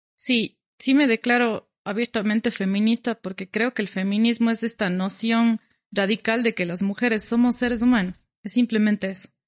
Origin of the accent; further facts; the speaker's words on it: Cuenca, Azuay, Ecuador; yo soy cuencana, vivo en Cuenca